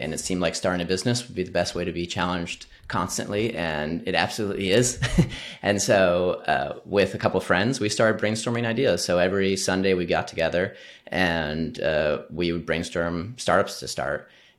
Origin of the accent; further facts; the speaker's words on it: Midwest, United States; So I grew up in the Midwest like you, Jesse. Both my parents grew up on farms.